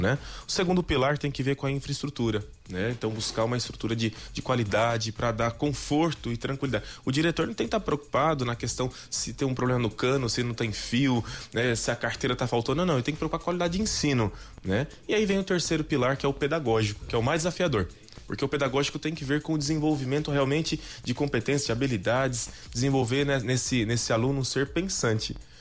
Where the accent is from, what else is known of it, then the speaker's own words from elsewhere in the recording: São Paulo, Brazil; moved away; sou do estado de São Paulo